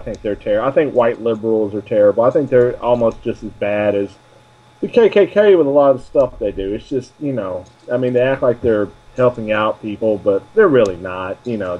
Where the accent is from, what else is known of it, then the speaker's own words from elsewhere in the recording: the South, United States; You know, as much as I am from the South, I am probably, as you probably have learned or not, I am one of the least Southern people I know.